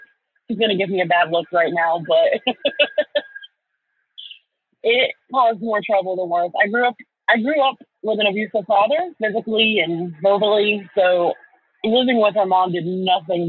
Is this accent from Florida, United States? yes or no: yes; Florida, United States; moved away; That's actually where I moved from. I'm originally from Florida.